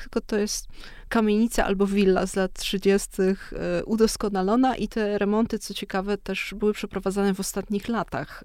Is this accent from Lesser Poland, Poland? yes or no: yes; Kraków, Lesser Poland, Poland; jestem z Krakowa i się wychowałam w Krakowie